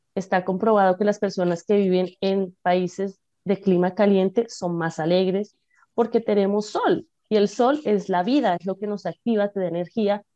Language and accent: Spanish; Bogotá, Colombia; moved away; nací en Bogotá, Colombia